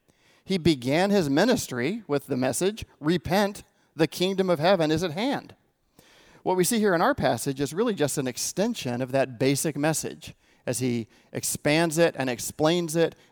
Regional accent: California, United States; I grew up in the Inland Empire, and there was this guy in the 70s in Palm Springs who we all just called Brother Harold.

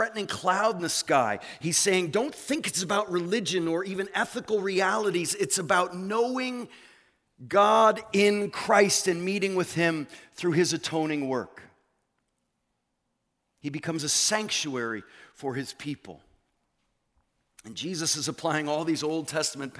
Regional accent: New England, United States; moved away; I come from the land. I come from New England

